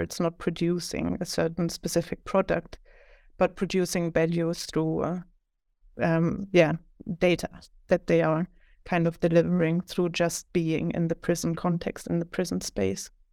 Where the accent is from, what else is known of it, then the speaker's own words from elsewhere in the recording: Leipzig, Saxony, Germany; moved away as an adult; also born or lived in Philadelphia; now in Sweden; I'm originally from Germany, more specifically Leipzig, which is like one and a half hours from Berlin in the former eastern part of Germany